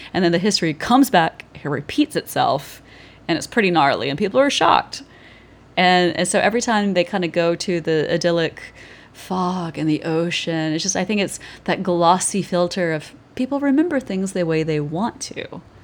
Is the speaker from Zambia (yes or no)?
no; Georgia, United States; moved away; I grew up in Georgia